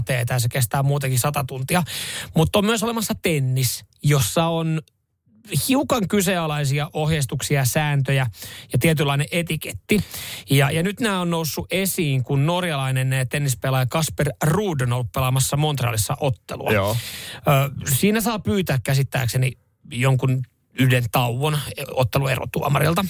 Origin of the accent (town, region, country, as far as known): Seinäjoki, South Ostrobothnia, Finland; born or raised there